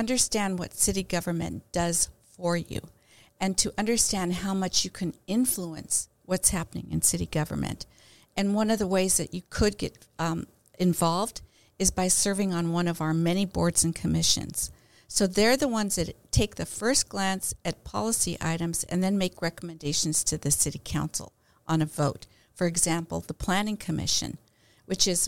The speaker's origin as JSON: {"language": "English", "town": "Chula Vista", "region": "California", "country": "United States", "tie": "born or raised there", "said": "I was born here in Chula Vista in 1948"}